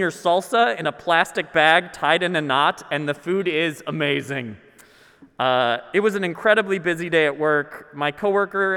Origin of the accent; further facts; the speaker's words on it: Minnesota, United States; I'm Minnesotan